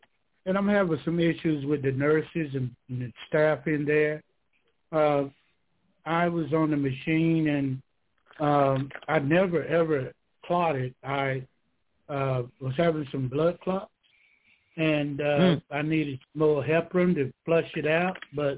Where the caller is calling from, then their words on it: Georgia, United States; I'm calling from Georgia.